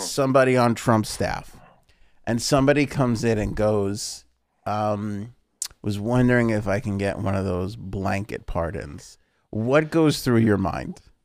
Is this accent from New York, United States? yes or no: yes; New York, United States; we're from New York